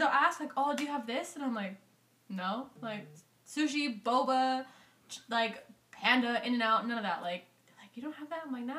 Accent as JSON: {"language": "English", "town": "King City", "region": "California", "country": "United States", "also_born_or_lived": "Fresno", "moved": "as an adult", "said": "when I moved to Fresno, people are like, oh, where are you from? Like, oh, I'm from King City"}